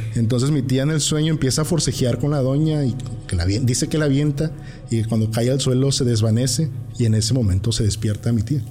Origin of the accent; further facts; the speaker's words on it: Tierra Blanca, Veracruz, Mexico; now in Tuxtepec, Mexico; nosotros crecimos en Tierra Blanca